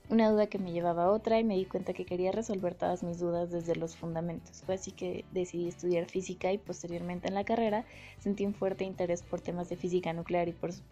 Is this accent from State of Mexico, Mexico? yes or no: yes; State of Mexico, Mexico; tengo 23 años, soy del Estado de México y soy de la UNAM.